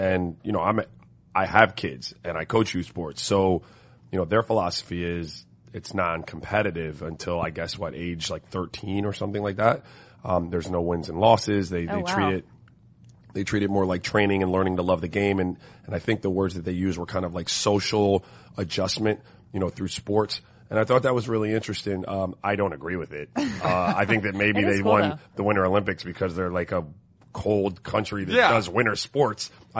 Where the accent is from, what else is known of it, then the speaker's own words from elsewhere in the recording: St. Croix, U.S. Virgin Islands; also born or lived in Miami, United States; I grew up in tropical weather, man. I grew up in St. Croix in Miami.